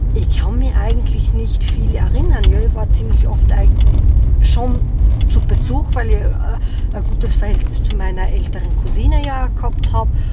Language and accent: German; Oberwart, Burgenland, Austria; ich bin ja in der Roma-Siedlung in Oberwart groß geworden